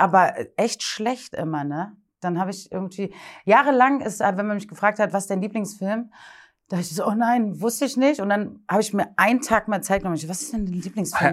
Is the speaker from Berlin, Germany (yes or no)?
yes; Berlin, Germany; Und ich bin nämlich in Berlin geboren und aufgewachsen.